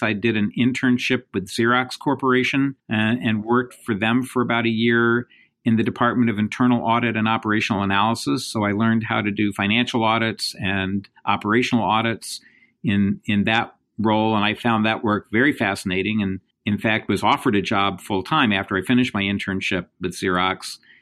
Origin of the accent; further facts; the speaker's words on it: Indiana, United States; moved away as an adult; now in New York, United States; I grew up in the Midwest. I grew up in Indiana